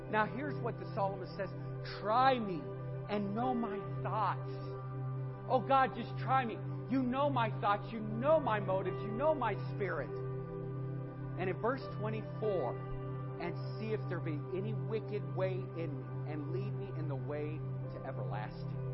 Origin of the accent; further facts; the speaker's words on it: Lakewood, Ohio, United States; This ain't our church. We're from Lakewood, Ohio.